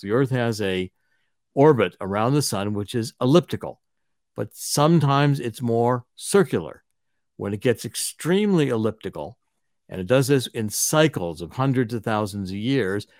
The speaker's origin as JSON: {"language": "English", "town": "Cleveland", "region": "Ohio", "country": "United States", "tie": "born or raised there", "said": "I was raised in Cleveland"}